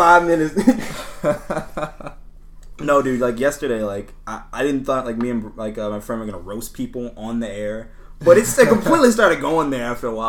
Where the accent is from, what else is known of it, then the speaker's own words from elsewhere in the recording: New Orleans, Louisiana, United States; Now I'm from New Orleans.